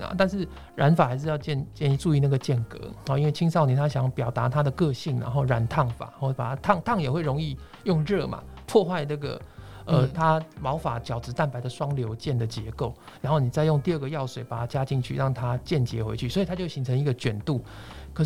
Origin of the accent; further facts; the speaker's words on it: Taiwan; 但是根据我们台湾人的金科玉律，当然是不要最好了